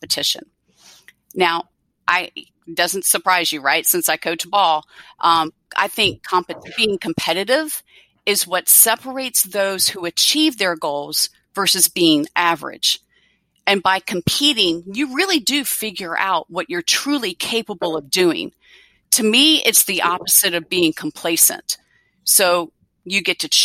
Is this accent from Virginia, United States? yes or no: yes; Virginia, United States; I'm from Virginia and I'm in big ACC country here